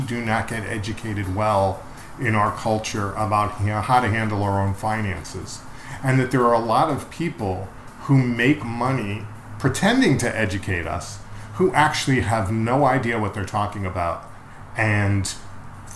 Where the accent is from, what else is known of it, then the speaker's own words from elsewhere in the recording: New York, United States; also born or lived in Boston; I'm from New York originally